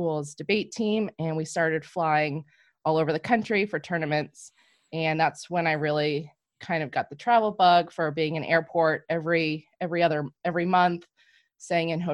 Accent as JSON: {"language": "English", "region": "Massachusetts", "country": "United States", "tie": "born or raised there", "also_born_or_lived": "New Hampshire", "said": "I am from Massachusetts, born and raised. I live about 20 miles northeast of Boston. I grew up here"}